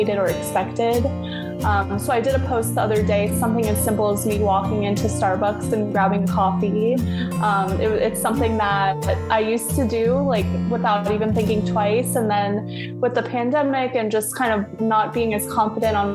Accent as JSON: {"language": "English", "region": "South Florida", "country": "United States", "tie": "born or raised there", "moved": "as an adult", "lives_now": "Tampa, United States", "said": "I grew up in South Florida"}